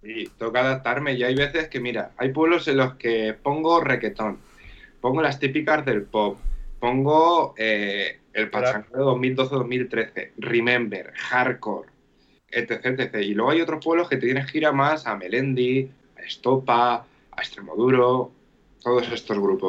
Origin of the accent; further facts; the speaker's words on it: Castilla-La Mancha, Spain; also born or lived in Gandia; yo pues llegué de Castilla-La Mancha